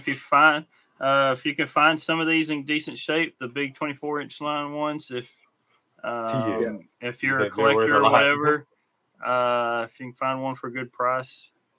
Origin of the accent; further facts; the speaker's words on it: East Texas, United States; I'm from East Texas. I don't speak Japanese.